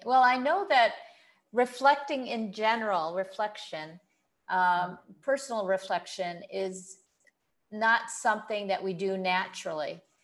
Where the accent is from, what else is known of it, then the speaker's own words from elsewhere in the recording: United States; moved away as an adult; now in Kuwait; I grew up in the States